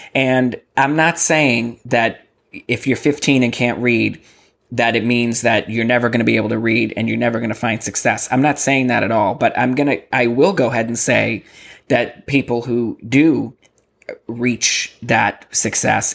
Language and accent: English; Massachusetts, United States; moved away as an adult; now in Texas, United States; I come from Massachusetts